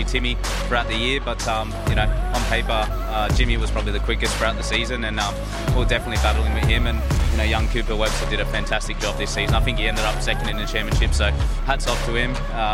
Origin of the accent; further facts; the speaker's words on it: Australia; here in my home country